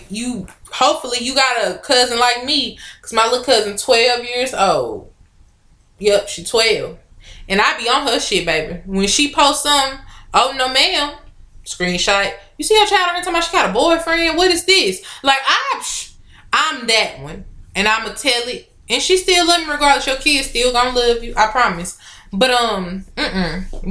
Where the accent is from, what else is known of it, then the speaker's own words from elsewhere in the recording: Newark, New Jersey, United States; now in Arkansas, United States; I'm from Brick City